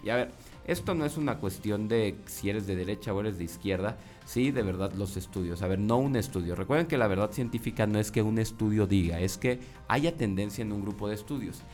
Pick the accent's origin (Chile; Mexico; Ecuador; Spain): Mexico; Coahuila; la historia de Coahuila, ¿no? O de mi tierra